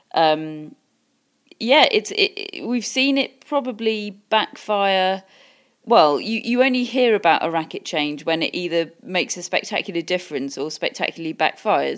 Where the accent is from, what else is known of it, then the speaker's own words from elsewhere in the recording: England, United Kingdom; I am, I am English